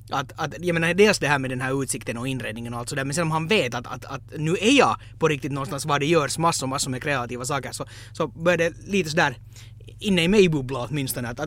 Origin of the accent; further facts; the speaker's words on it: Finland; Men som finlandssvensk så antog jag